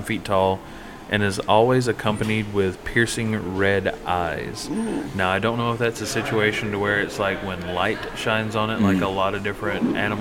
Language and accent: English; South Carolina, United States; now in Tennessee, United States; I'm originally from South Carolina